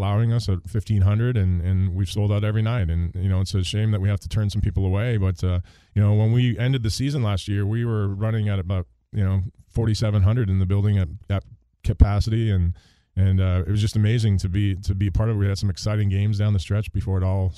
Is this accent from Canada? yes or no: yes; Canada; moved away; the sport that we grew up with in Canada